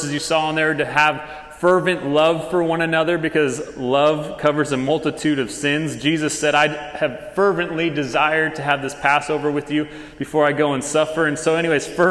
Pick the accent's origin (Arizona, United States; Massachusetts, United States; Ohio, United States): Arizona, United States; Tucson; moved away as an adult; now in Texas, United States; We are from Tucson, Arizona